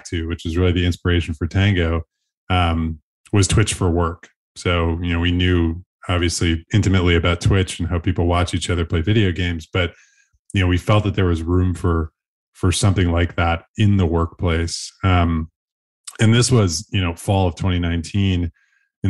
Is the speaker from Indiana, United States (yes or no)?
no; Buffalo, New York, United States; born and raised in Buffalo, New York